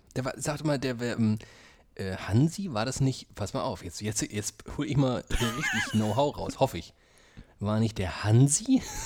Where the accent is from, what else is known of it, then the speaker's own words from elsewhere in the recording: Frankfurt am Main, Hesse, Germany; moved away; Ich bleibe in Frankfurt am Main, da wo ich aufgewachsen bin.